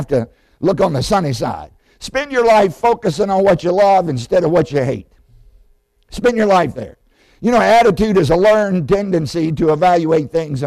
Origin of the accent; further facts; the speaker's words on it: Southside, Virginia, United States; I grew up in Southside, Virginia.